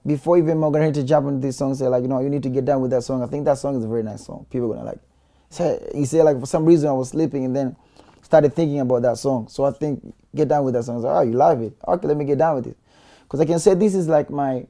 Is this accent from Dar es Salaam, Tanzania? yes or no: yes; Dar es Salaam, Tanzania; I'm from Tandale